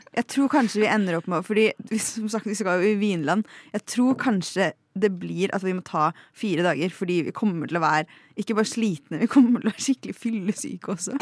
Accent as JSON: {"language": "Norwegian", "town": "Lillehammer", "region": "Innlandet", "country": "Norway", "said": "jeg er fra Lillehammer"}